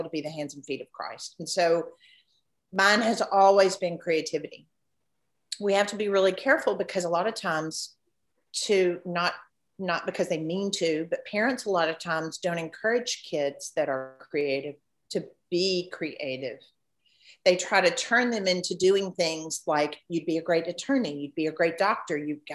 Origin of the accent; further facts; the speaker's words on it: Memphis, Tennessee, United States; I grew up here in Memphis.